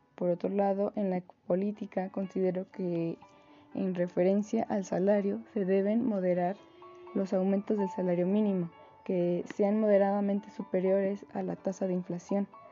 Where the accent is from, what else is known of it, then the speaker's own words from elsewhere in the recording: Mexico; nuestro país, México